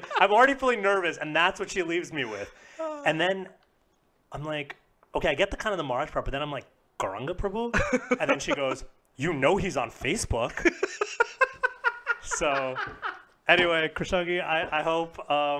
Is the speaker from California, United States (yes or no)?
no; New York City, New York, United States; I grew up in New York City. I was born and raised in New York.